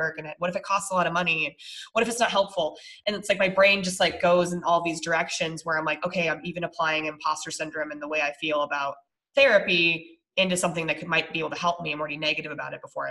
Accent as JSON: {"language": "English", "region": "Colorado", "country": "United States", "said": "we're from Colorado"}